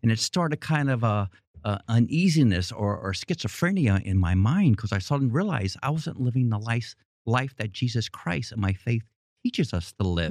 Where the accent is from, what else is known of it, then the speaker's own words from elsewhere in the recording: New York City, New York, United States; moved away as an adult; I grew up in Queens, New York